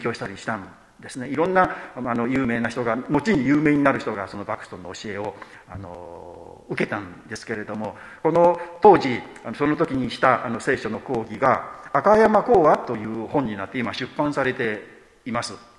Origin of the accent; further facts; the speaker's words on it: Shimane, Japan; 私島根県出身